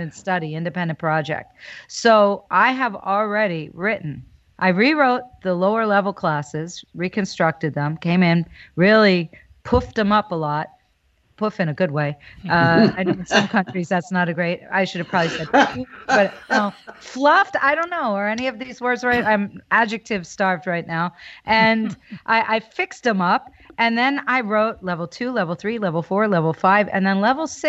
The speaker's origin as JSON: {"language": "English", "town": "New Hope", "region": "Pennsylvania", "country": "United States", "tie": "born or raised there", "also_born_or_lived": "Philadelphia", "said": "There was a store where I grew up in New Hope, Pennsylvania, called Sagittarius Books."}